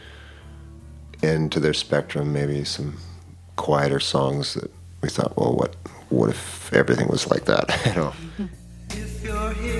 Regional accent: near Bemidji, northern Minnesota, United States; moved away as an adult; also born or lived in Utah; now in Duluth, United States; We grew up near, well, northern Minnesota, near Bemidji, up towards Red Lake Indian Reservation

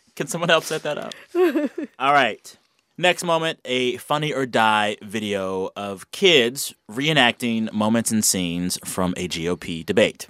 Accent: Texas, United States; I, as a Texan

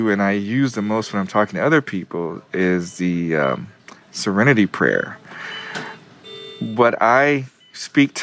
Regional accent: Kansas City, United States; moved away as an adult; now in New York, United States; I'm not originally from New York. I'm from Kansas City. I've been in New York for 16 years

